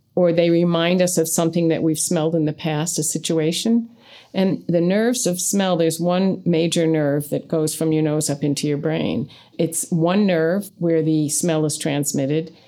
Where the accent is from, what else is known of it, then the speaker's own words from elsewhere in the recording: United States; we grew up in American culture.